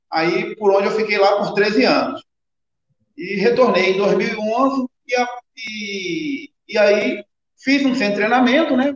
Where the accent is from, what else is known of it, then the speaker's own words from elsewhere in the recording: Rio de Janeiro, Brazil; moved away as an adult; also born or lived in Greece; now in Montes Claros, Brazil; Então, eu sou carioca, né? Mas moro aqui hoje, em claro. Claros.